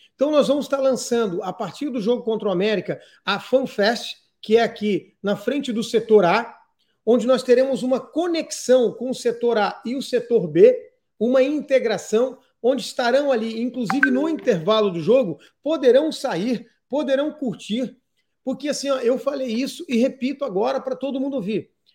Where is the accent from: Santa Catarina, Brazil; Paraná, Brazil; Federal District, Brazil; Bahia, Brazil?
Santa Catarina, Brazil; Criciúma; sou natural de Criciúma, sou filho de Santa Catarina